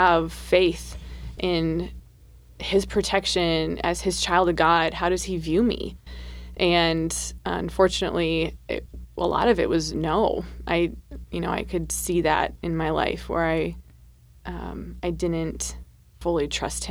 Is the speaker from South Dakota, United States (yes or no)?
yes; South Dakota, United States; I was born and raised in South Dakota